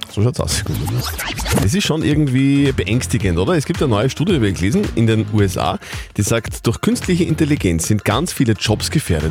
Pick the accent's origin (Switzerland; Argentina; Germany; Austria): Austria; Upper Austria; bei uns in Oberösterreich